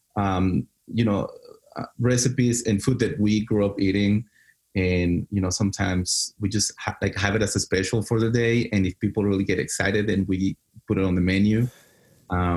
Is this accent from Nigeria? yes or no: no; Mexico City, Mexico; moved away; also born or lived in Dallas; I grew up in Mexico City